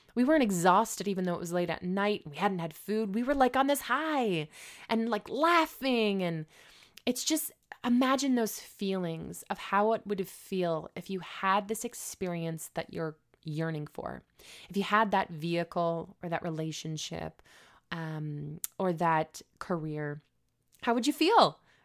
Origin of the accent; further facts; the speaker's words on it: Canada; Can I even work here being as though I'm a Canadian?